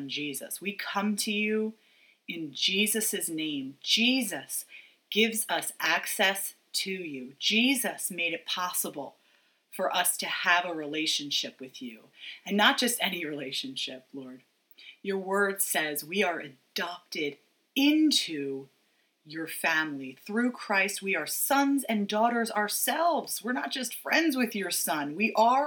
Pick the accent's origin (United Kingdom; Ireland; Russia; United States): United States; as an American